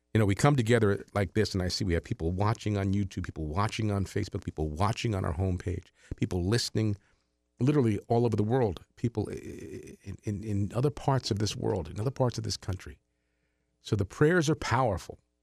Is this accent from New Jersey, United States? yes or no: yes; Jersey City, New Jersey, United States; I grew up in Jersey, was born in Jersey City.